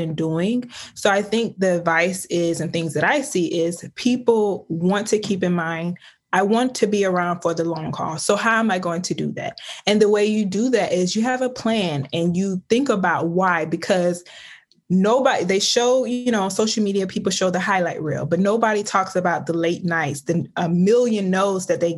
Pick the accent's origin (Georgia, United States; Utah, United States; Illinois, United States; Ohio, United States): Georgia, United States; Osceola; I'm from the South. I'm from a small town called Osceola, Georgia. It's about 4,000 people, and it was a very small town.